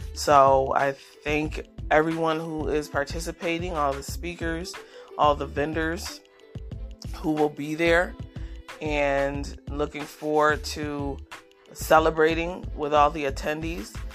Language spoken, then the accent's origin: English; Rochester, New York, United States; Rochester, New York, which is my hometown.